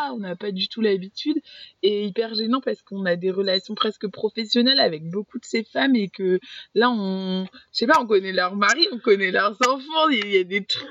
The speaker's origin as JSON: {"language": "French", "town": "Paris", "region": "Île-de-France", "country": "France", "tie": "born or raised there", "moved": "yes", "said": "j'ai grandi à Paris."}